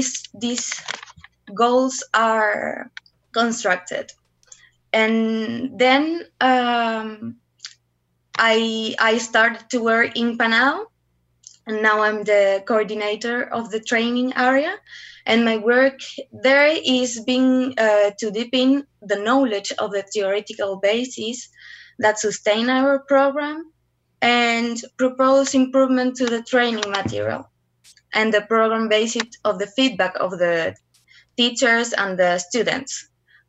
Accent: Curicó, Maule, Chile; also born or lived in Santiago, Chile; I was born in Santiago and we moved to Curicó, and I lived there until I was 18.

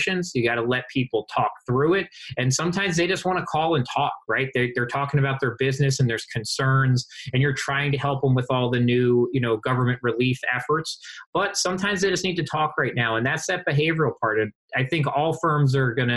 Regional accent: Baltimore, Maryland, United States; I'm from Baltimore

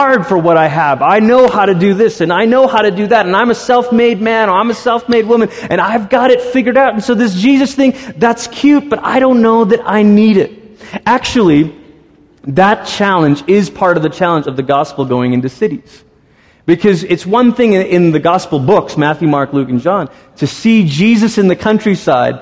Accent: Malaysia; moved away; I grew up in Malaysia

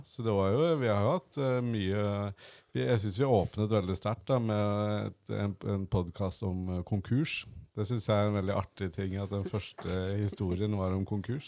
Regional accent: Gjøvik, Innlandet, Norway; moved away as an adult; also born or lived in Oslo; Jeg kommer fra Gjøvik og bodd i Oslo mange år

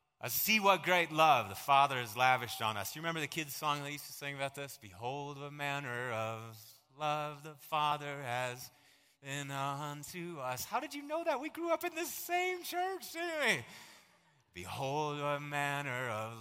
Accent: United States; I am so glad that I was born here

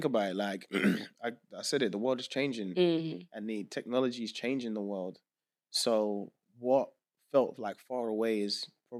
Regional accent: United Kingdom; born there; I was born in Britain. Yeah. I'm Nigerian through and through.

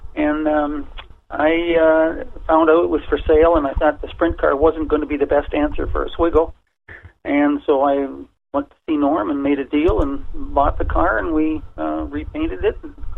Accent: Toronto, Ontario, Canada; I grew up in Toronto

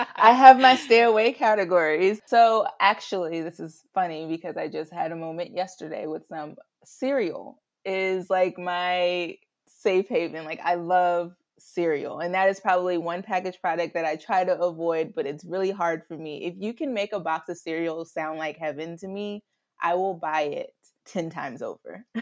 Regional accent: the South, United States; accent: Southern drawl; moved away as an adult; now in Chicago, United States; I'm originally from the South

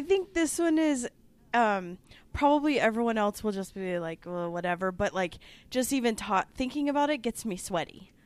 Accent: Omaha, Nebraska, United States; growing up in Omaha, we were poor

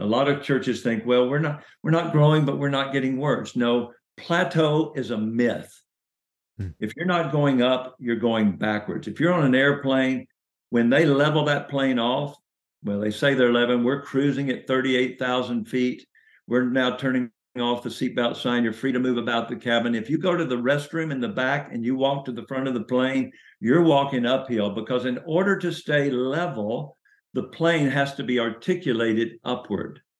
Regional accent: Chattanooga, Tennessee, United States; So I was born in Chattanooga, Tennessee

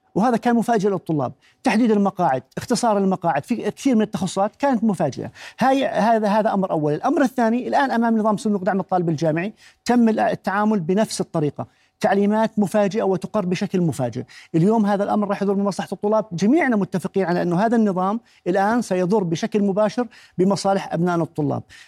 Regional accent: Jordan

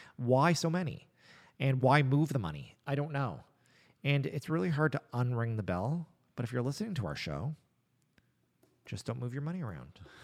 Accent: Nova Scotia, Canada; I was born in Nova Scotia

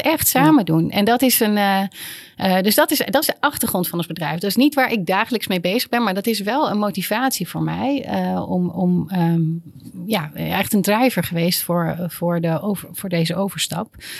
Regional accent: Netherlands; ik heb heel vaak als Nederlander in het buitenland

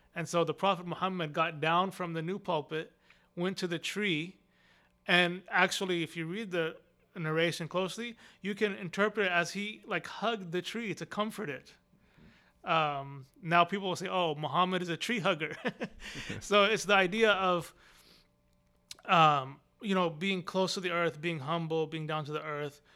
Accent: Austin, Texas, United States; also born or lived in Arlington, Virginia; I grew up here in Austin. I was born in Arlington, Virginia. And then my parents came to Austin, Texas when I was two years old

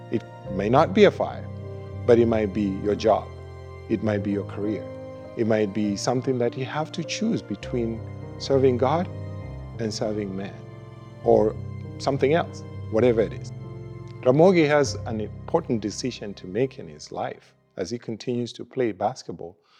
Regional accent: Kenya; also born or lived in United States; now in Winnipeg, Canada; we are originally from Kenya. Uh, moved to the United States.

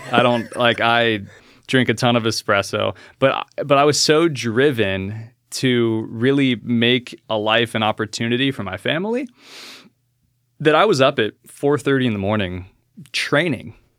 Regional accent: Alaska, United States; I was born and raised in Alaska

